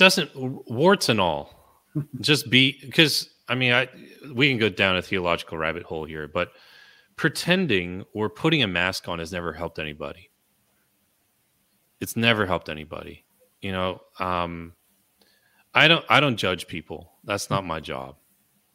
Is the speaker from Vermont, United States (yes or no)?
no; California, United States; I was born in California